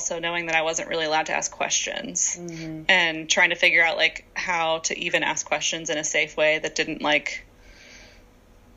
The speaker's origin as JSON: {"language": "English", "region": "Virginia", "country": "United States", "tie": "born or raised there", "moved": "as an adult", "said": "I grew up in Virginia"}